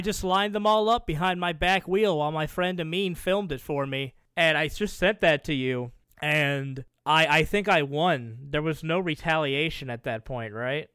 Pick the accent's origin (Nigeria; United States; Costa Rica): United States; the South; I grew up in the South